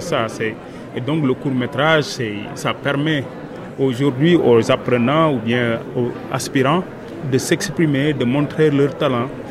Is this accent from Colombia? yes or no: no; Senegal; je viens du Sénégal